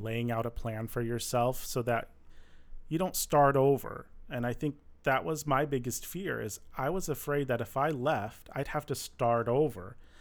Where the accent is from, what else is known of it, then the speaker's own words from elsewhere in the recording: Michigan, United States; now in Los Angeles, United States; I grew up in Michigan